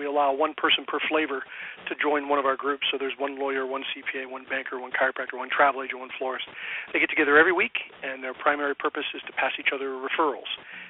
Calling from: California, United States; I'm actually at my home office or home location in business here in Southern California.

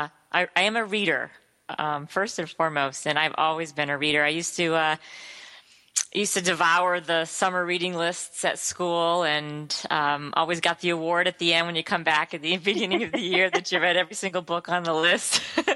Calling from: Connecticut, United States; I am calling in from Connecticut.

